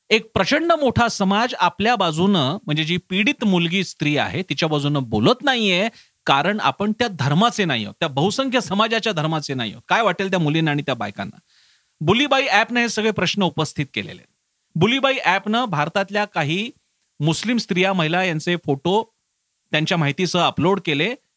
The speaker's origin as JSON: {"language": "Marathi", "area": "Marathi people", "region": "Maharashtra", "country": "India", "said": "आम्ही मराठी माणसं"}